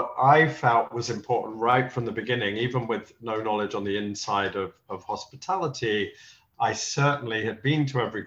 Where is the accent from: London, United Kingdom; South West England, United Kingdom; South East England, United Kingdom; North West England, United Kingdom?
London, United Kingdom; moved away as an adult; now in New York City, United States; growing up in London